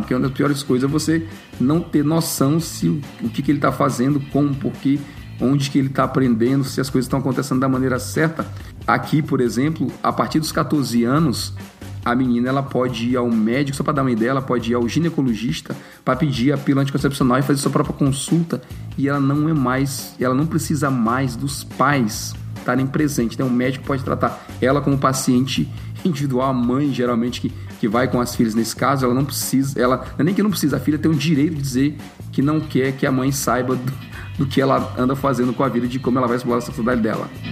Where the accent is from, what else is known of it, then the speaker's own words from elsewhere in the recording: Brazil; a cultura machista que a gente cresceu com ela no, no Brasil